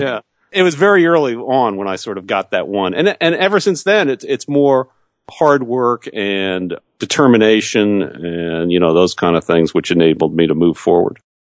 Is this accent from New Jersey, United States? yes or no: yes; New Jersey, United States; I grew up in New Jersey